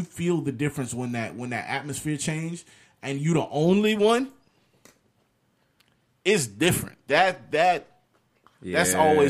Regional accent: Orlando, Florida, United States; I grew up privileged. I'm in Orlando.

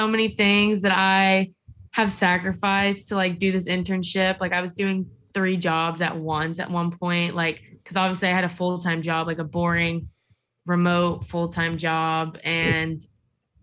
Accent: Tampa, Florida, United States; I'm born and raised in Tampa, so I've kind of just always like homegrown here

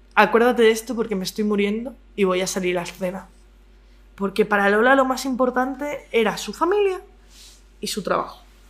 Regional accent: Madrid, Community of Madrid, Spain; soy madrileña.

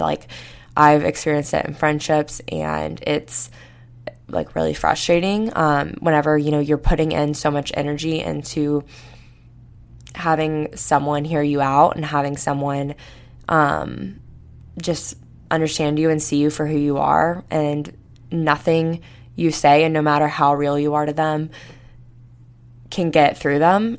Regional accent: Florida, United States; now in Tuscaloosa, United States; I grew up in Florida

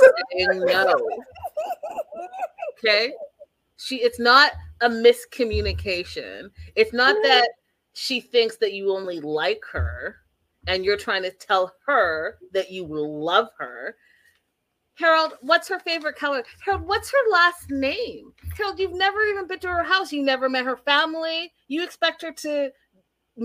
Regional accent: Canada; I am Canadian

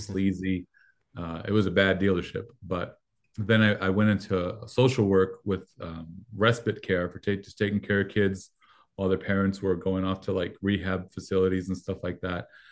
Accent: Mexico; first language Spanish; English is a second language; moved away; I'm Mexican, um, American citizenship, but I was born in Mexico

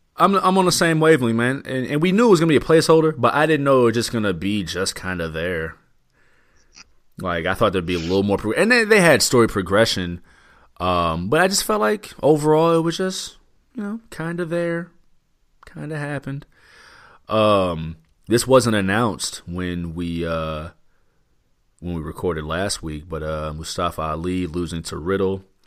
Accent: Midwest, United States; I'm from the Midwest.

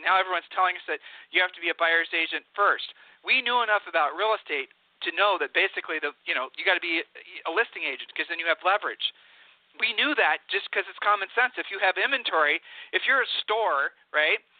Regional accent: Ohio, United States; moved away; we're from Ohio

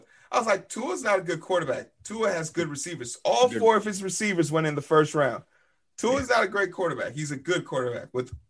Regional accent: Texas, United States; Bro, I'm from Texas.

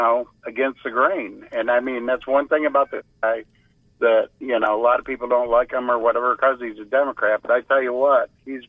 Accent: West Virginia, United States; moved away; I'm originally from West Virginia

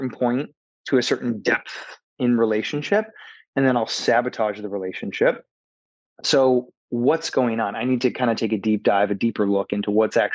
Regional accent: Michigan, United States; moved away as an adult; also born or lived in Minnesota / Los Angeles, California; now in Atlanta, United States; I was born and raised in the Midwest in a tiny town in Michigan, about 1,000 people.

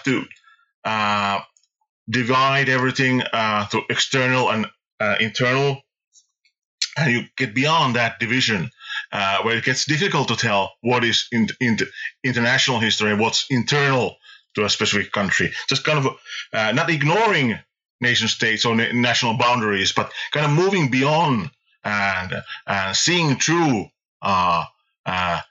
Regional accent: Finland; I was a kid here, growing up in Finland in the 80s

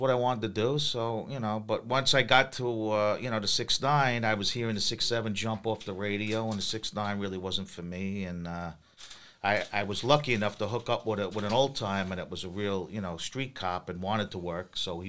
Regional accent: Long Island, New York, United States; I'm from Long Island.

